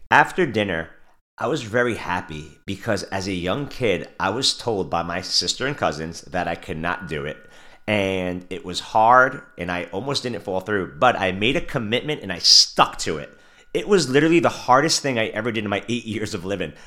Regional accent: New York City, New York, United States; I was born and raised in Brooklyn, New York

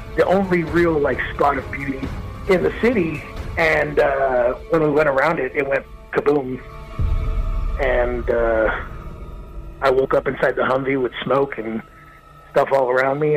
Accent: Los Angeles, California, United States; now in Nashville, United States; I'm from East Los Angeles, California, originally. I was uh, born and raised in East

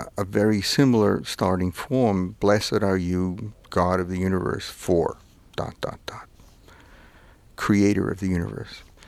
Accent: New York City, New York, United States; also born or lived in Manhattan / Vermont; where I grew up in Brooklyn and see where I live in Manhattan

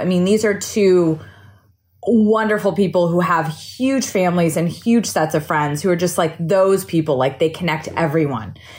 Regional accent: Santa Cruz, California, United States; I grew up near Silicon Valley in a small beach town called Santa Cruz

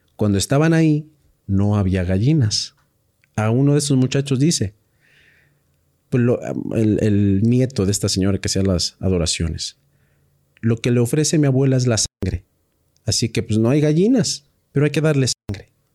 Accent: Mexico

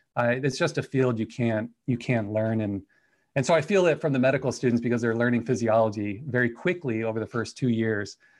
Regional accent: Anaheim, California, United States; moved away as an adult; now in Idaho, United States; I was born in Anaheim, California, and then, uh, you know, did the, the linear path all the way to the University of California at Riverside

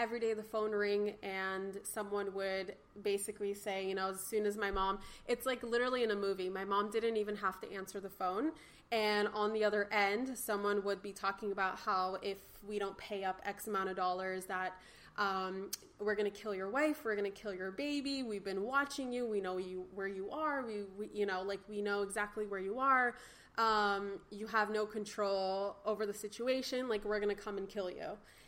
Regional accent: Los Angeles, California, United States; also born or lived in Ukraine; I was born in Ukraine, but I am about 75% Russian, 25% Ukrainian. I speak fluent Russian, and my parents immigrated to actually my whole family that I'm closest to. So like my grandparents and my mom and dad. We immigrated to Los Angeles when I was just 1 year old

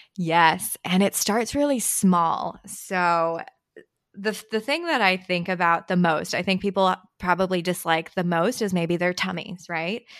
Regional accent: Marin County, California, United States; English is a second language; I grew up in Marin County in the Bay

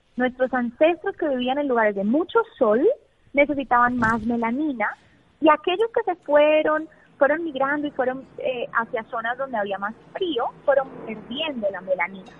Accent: Colombia; moved away as an adult; now in United States; yo soy psicóloga colombiana

